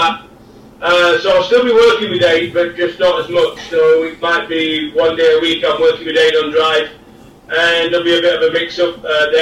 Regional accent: Yorkshire and the Humber, United Kingdom; moved away as an adult; also born or lived in Essex; I'm a Yorkshireman and I'm a proud Yorkshireman, and I went back to Yorkshire to finish my career.

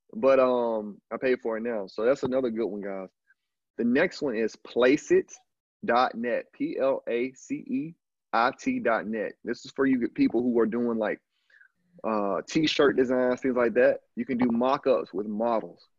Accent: Alabama, United States; moved away as an adult; also born or lived in Canada / Brazil; I'm just a dude from from from the country, dog. I'm from Alabama

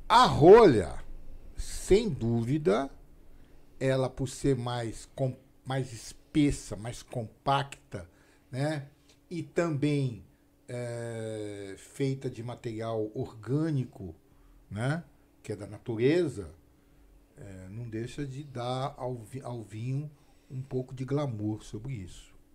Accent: São Paulo, Brazil; Eu sou paulista

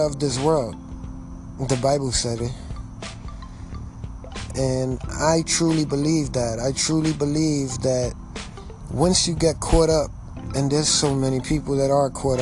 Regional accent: New York City, New York, United States; I was born and raised in New York City.

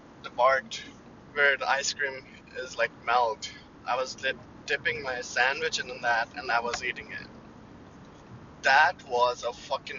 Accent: India; moved away as an adult; now in Canada; I'm Indian

